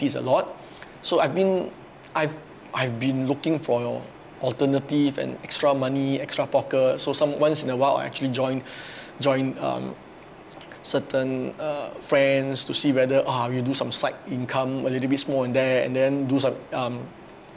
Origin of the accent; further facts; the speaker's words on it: Ipoh, Perak, Malaysia; I actually come from Malaysia, in a small town of Ipoh